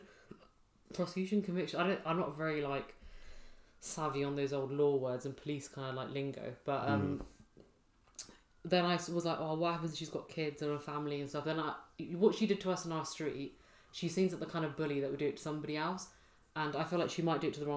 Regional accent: England, United Kingdom; I'm from England

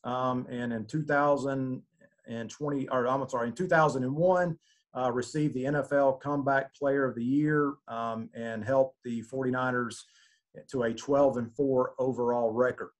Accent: Georgia, United States; was born and raised in Georgia.

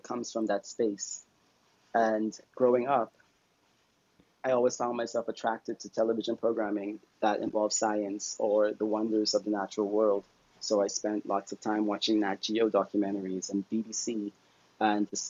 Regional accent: Bahamas; I am a conservationist from the Bahamas

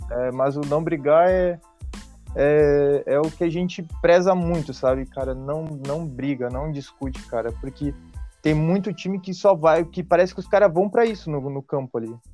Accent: São Borja, Rio Grande do Sul, Brazil; É, eu, eu sou de São Borja

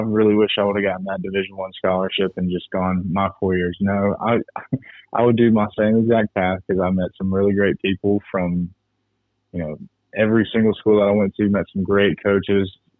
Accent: Birmingham, Alabama, United States; moved away; also born or lived in Scooba, Mississippi / Southeast Ohio; Originally, I'm from Birmingham, Alabama

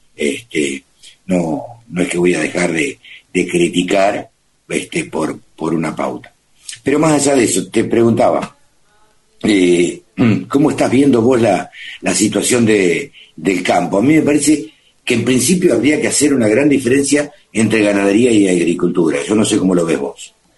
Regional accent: Maipú, Buenos Aires Province, Argentina; yo soy nací en Maipú y nací a los medios en Maipú, provincia de Buenos Aires, en mi pueblo.

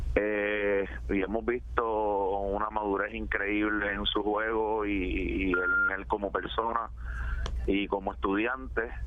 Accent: Puerto Rico; como todo puertorriqueño

